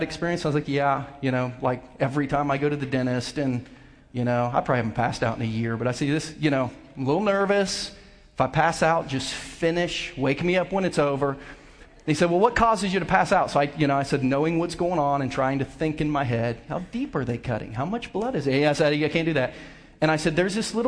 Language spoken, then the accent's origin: English; Southern Ohio, United States; now in Lee's Summit, United States; I grew up country boy in Southern Ohio